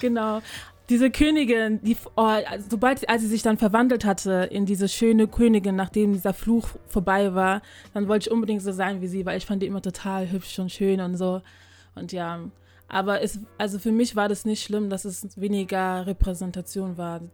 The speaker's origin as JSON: {"language": "German", "country": "Germany", "tie": "born or raised there", "said": "ich bin hier in Deutschland geboren, hier aufgewachsen und meine Eltern sind aus Ghana"}